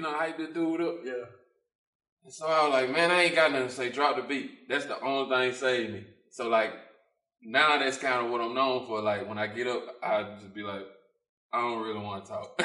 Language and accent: English; Thomastown, Mississippi, United States; I'm from Thomastown. Like, it's country.